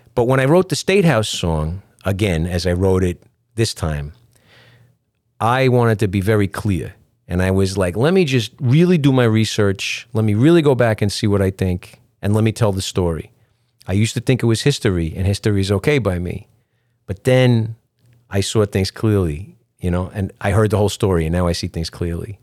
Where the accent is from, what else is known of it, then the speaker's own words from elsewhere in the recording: New York, United States; I'm a guy from New York in a reggae band